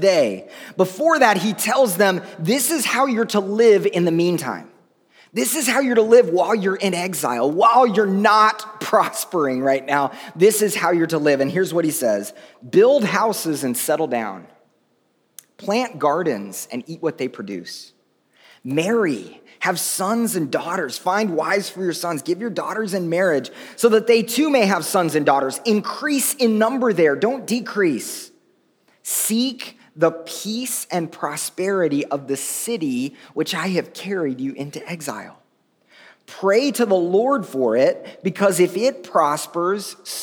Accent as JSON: {"language": "English", "country": "United States", "said": "as Westerners, as white American Christians"}